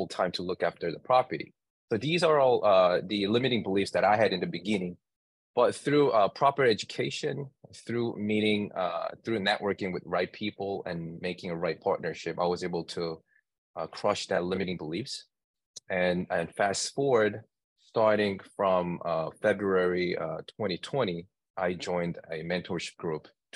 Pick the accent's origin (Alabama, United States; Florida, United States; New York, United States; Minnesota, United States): New York, United States; I'm from New York